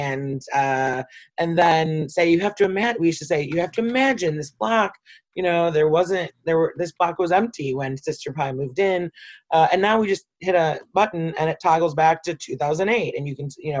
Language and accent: English; Detroit, Michigan, United States; I'm a lifelong city resident, so I grew up in Detroit. I've never not lived in Detroit